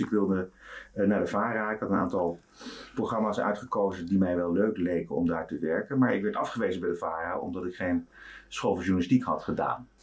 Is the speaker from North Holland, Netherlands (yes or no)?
yes; Amsterdam, North Holland, Netherlands; geboren in Oude aan de Amstel en eh, eigenlijk opgegroeid in Amsterdam, gestudeerd in Amsterdam